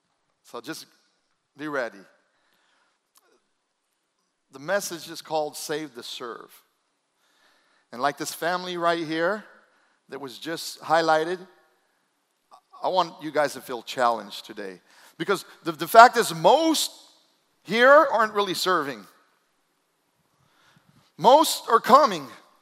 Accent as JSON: {"language": "English", "town": "Fayetteville", "region": "North Carolina", "country": "United States", "tie": "born or raised there", "said": "I grew up in Fort Bragg, Fayetteville, North Carolina."}